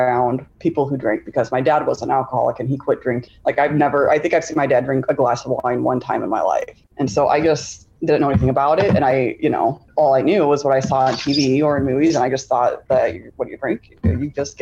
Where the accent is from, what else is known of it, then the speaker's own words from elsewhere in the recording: Tucson, Arizona, United States; now in Michigan, United States; I grew up in Tucson, Arizona, and through a series of unfortunate events, I ended up living in Michigan